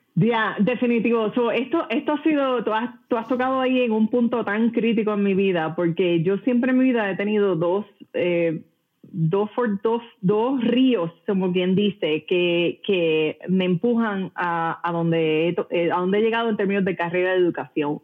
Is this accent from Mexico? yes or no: no; Puerto Rico; moved away; yo nací y crecí en Puerto Rico, eh, de padre cubano